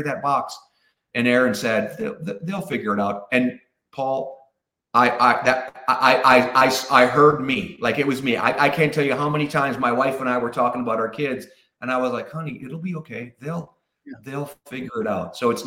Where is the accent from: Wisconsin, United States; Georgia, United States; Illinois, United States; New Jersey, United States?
Wisconsin, United States; Pewaukee; moved away as an adult; I'm from Wisconsin. So there's a little town outside of Milwaukee called Pewaukee. It's a suburb, and that's where I grew up